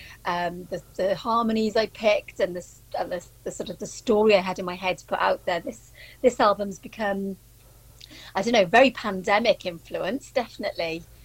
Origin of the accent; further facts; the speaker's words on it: Wales, United Kingdom; I'm Welsh